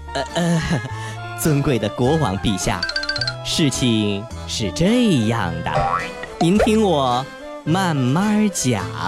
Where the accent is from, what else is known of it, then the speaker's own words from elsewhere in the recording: China; 咱们中国人